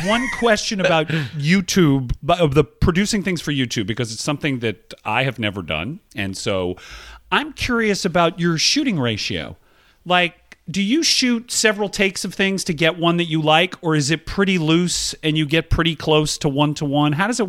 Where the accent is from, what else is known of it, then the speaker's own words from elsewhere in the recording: Georgia, United States; but I grew up in Georgia. Okay. I grew up among people who talk like this, and they talk with this sort of an accent.